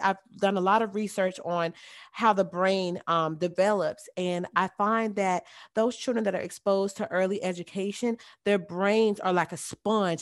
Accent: the South, United States; I am from the South, it is very hot down here.

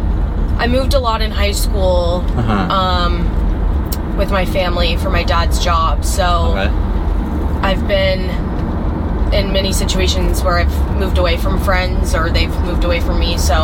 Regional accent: North Carolina, United States; moved away as an adult; now in Naples, United States; I'm from North Carolina originally.

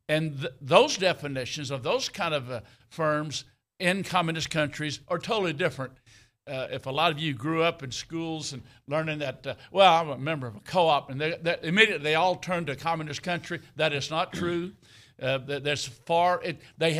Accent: South Central Texas, United States; where I grew up in South Central Texas

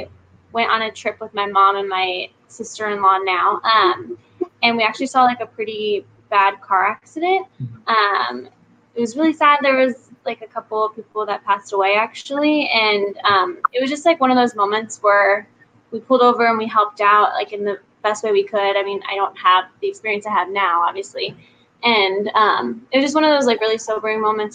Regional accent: West Coast, California, United States; also born or lived in Virginia, United States; I was born in Virginia, and then me and my family moved out to the West Coast when I was like 10. I've been here ever since. Me and my husband live in Orange County right now.

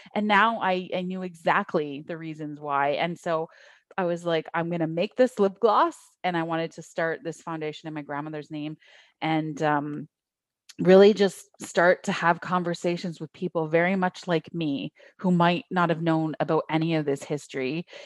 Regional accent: Niagara region, Ontario, Canada; also born or lived in Thunder Bay / Toronto; I grew up in the Niagara region, so we're, like, you know, across the lake from the, the, everyone knows Toronto

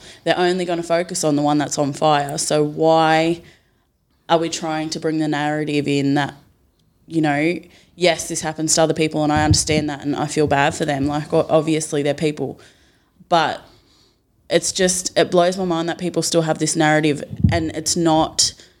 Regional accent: New South Wales, Australia; I am 23 years old and I'm from the Wiradjuri tribe.

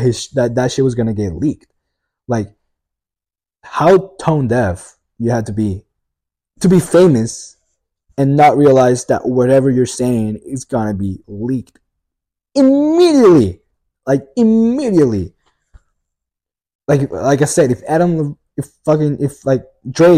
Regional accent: Italy; English is a second language

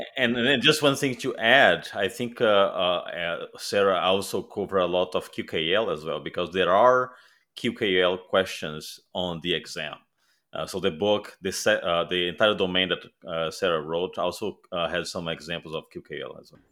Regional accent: Brazil; moved away; I'm originally from Brazil

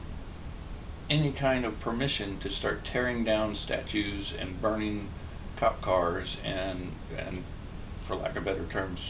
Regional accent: Kansas, United States; when I was growing up in Kansas, we had a yard

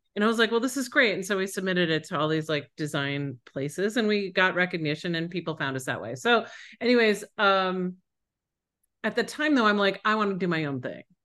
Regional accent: Buffalo, New York, United States; moved away; also born or lived in Colorado; I grew up in Buffalo, New York, Western New York

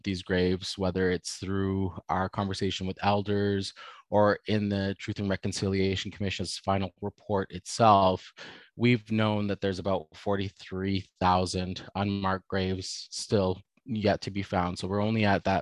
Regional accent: Alexander First Nation, Alberta, Canada; I come from the Alexander First Nation. I'm Nehiyaw Napio.

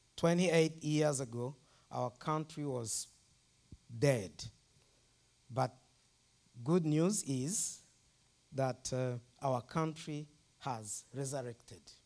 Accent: Rwanda; I'm from Rwanda

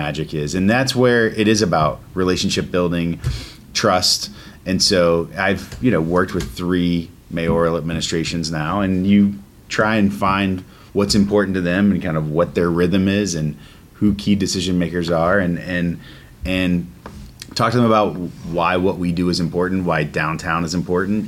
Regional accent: Asheville, North Carolina, United States; now in Pittsburgh, United States; Asheville, North Carolina guy. So in my hometown

